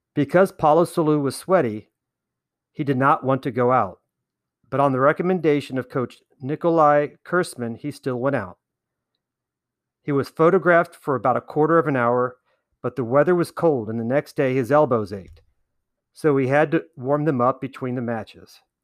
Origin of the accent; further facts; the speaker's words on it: Clermont County, Southern Ohio, United States; In my youth, growing up in Claremont County, Southern Ohio